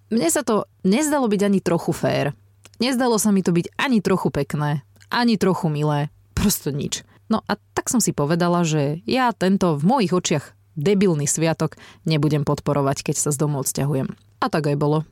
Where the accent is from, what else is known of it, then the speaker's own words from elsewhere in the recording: Žarnovica, Banská Bystrica Region, Slovakia; u nás v Žarnovici na bytovke